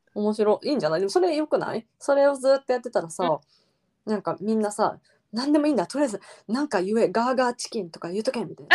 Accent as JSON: {"language": "Japanese", "country": "Japan", "first_language": "Japanese", "said": "日本語っていう言葉、我々の母語"}